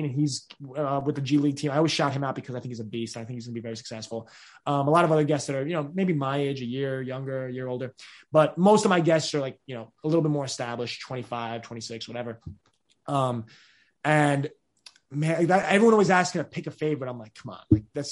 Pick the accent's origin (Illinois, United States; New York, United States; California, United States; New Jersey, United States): New York, United States; I'm a kid from New York in Hopkinsville, Kentucky